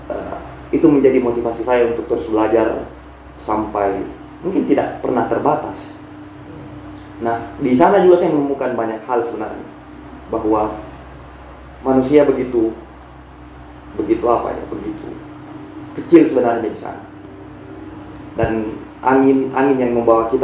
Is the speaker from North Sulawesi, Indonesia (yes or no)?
no; Bombana, Southeast Sulawesi, Indonesia; Ya jadi kampung halaman saya kan mesti melalui lautan untuk sampai ke sana atau kalau paling tidak ketika misalkan saya dari Bombana untuk menuju Makassar saya mesti melalui Teluk Bone.